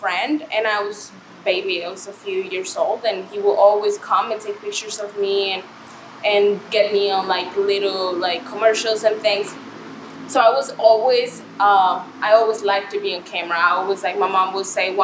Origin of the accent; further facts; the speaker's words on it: Mexico; moved away as an adult; also born or lived in Chicago, United States; now in Miami, United States; So I am originally from Mexico. I moved to the United States four years ago